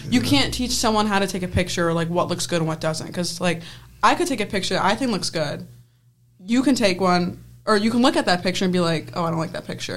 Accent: Penfield, New York, United States; I'm from Penfield, New York

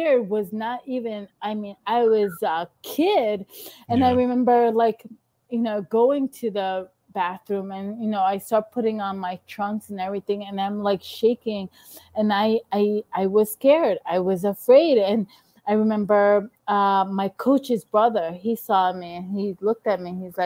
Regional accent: New York City, New York, United States; being here from Queens

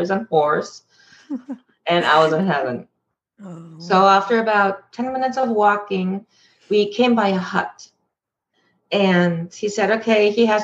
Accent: Germany; moved away as an adult; now in Canada; Growing up in Germany, very strict

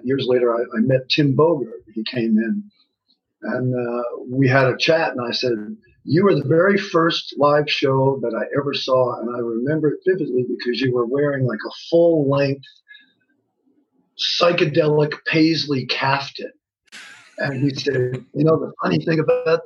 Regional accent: New York, United States; now in Ventura, United States; originally from New York

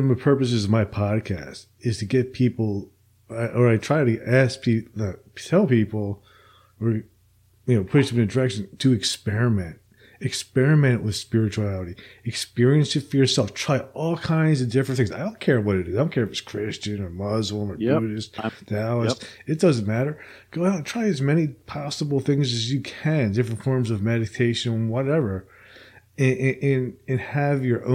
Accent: New Jersey, United States; now in Alabama, United States; I'm originally from New Jersey

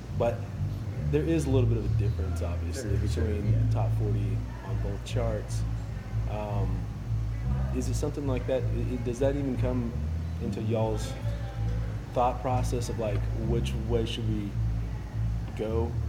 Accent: Fort Stockton, Texas, United States; I grew up in Fort Stockton, so I feel like there's these, when you're growing up in small town West Texas

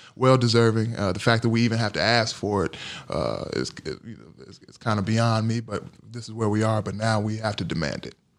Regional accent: Gary, Indiana, United States; also born or lived in Durham, North Carolina; growing up in Gary, Indiana, and Durham, North Carolina.

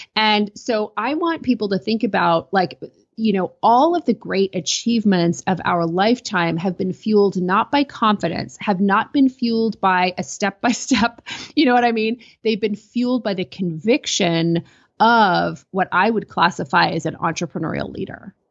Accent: Canada; I'm a Canadian

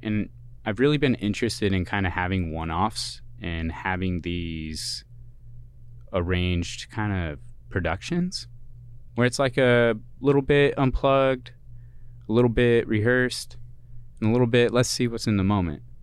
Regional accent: Kent, Washington, United States; moved away as an adult; also born or lived in Boston, Massachusetts / Colorado / California; I am originally from the P N

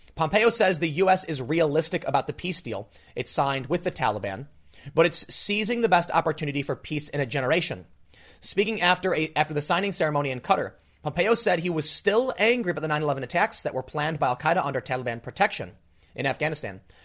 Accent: United States; as an American

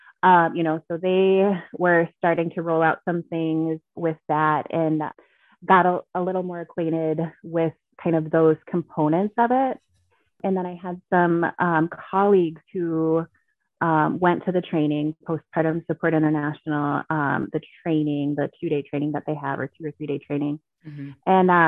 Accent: Alaska, United States; Thank you. I'm sweating. It's LA and I'm from Alaska.

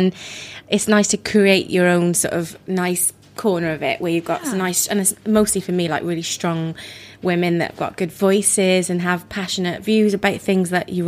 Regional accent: Wales, United Kingdom; now in London, United Kingdom; I grew up in Wales

